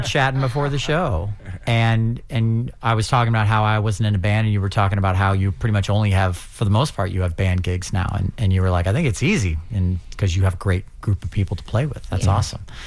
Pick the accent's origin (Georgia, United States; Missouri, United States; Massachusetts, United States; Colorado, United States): Missouri, United States; St. Louis; now in St. Petersburg, United States; I'm from St. Louis, Missouri. I live in St. Petersburg now for the past couple of years.